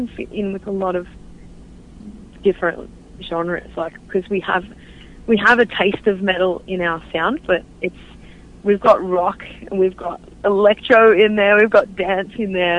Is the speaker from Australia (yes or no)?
yes; Australia; moved away as an adult; now in United States; we're half Australian and half American